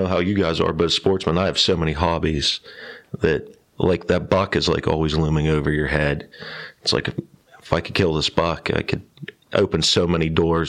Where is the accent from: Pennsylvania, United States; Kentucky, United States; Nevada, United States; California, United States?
Pennsylvania, United States; New Castle; I'm from Newcastle, Pennsylvania. Went to Laurel High School. Grew up in the country. I was lucky. I grew up, my father and my parents owned two farms in Laurel.